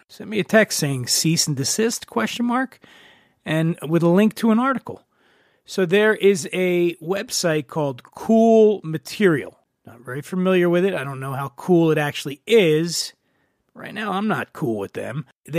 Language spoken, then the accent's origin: English; Venice Beach, California, United States; I am at a property known as the Propagator. It's located in my hometown, Venice Beach, California.